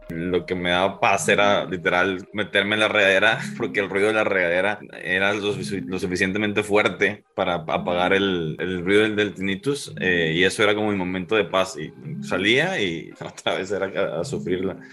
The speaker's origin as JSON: {"language": "Spanish", "town": "Monterrey", "region": "Nuevo León", "country": "Mexico", "said": "Soy de Monterrey, Nuevo León"}